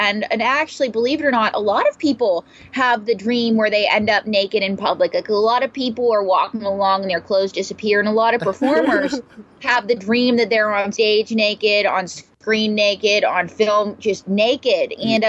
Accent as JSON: {"language": "English", "region": "New York", "country": "United States", "said": "I'm a New Yorker"}